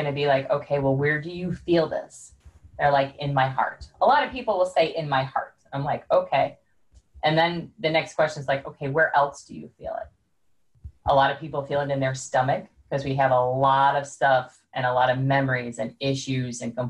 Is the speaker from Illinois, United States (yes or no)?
yes; Chicago, Illinois, United States; I'm from Chicago, so we talk very fast